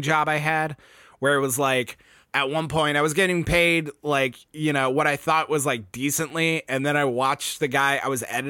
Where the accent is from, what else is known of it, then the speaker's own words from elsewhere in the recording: Texas, United States; we're from Texas, so I just put that hard A in everything